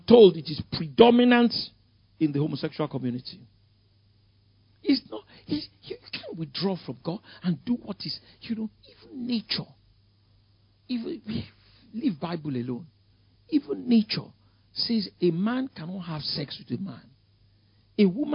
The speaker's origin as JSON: {"language": "English", "region": "Lagos", "country": "Nigeria", "tie": "born or raised there", "said": "I grew up in Ikoyi. Victoria Island."}